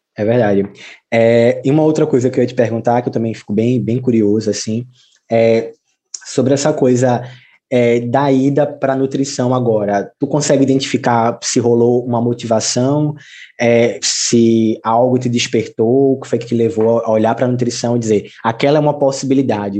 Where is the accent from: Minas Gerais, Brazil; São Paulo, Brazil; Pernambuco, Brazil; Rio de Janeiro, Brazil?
Pernambuco, Brazil; Camaragibe; now in Recife, Brazil; eu nasci em Recife, mas os meus pais eram de Camaragibe, João. E aí é, eu vivi em Camaragibe até os 16 anos